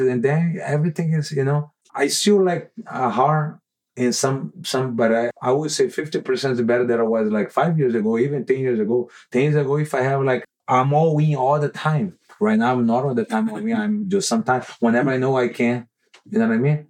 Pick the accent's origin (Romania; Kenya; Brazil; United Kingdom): Brazil; Manaus, Amazonas; moved away; i grew up in manaus brazil